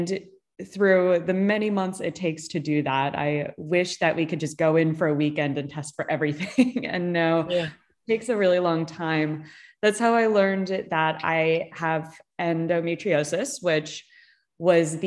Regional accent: Chicago, Illinois, United States; now in California, United States; I grew up in Chicago

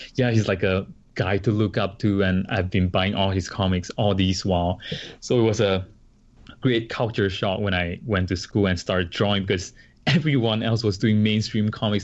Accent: Singapore; moved away as an adult; now in Paramus, New Jersey, United States; I come from Singapore and we, we are like a multiracial country

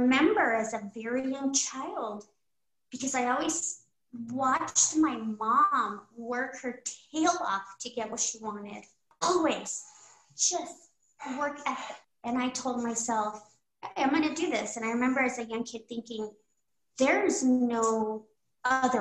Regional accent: American Fork, Utah, United States; also born or lived in Texas; we grew up in a very small town and everybody looked like me. Everybody was Mexican-American

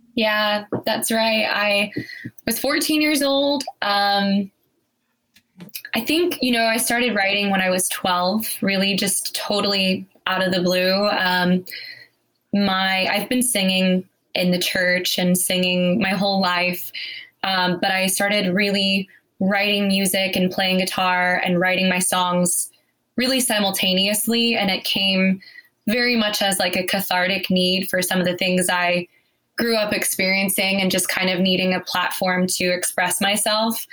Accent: Cedar Hill, Texas, United States; I grew up in Cedar Hill, Texas

